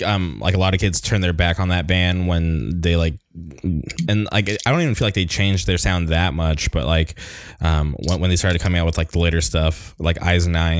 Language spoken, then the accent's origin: English; Palm Springs, California, United States; moved away as an adult; now in Orange County, United States; So I grew up in the Palm Springs area, and then I moved to Orange County like 10 years ago. So it's been like a decade in Orange County.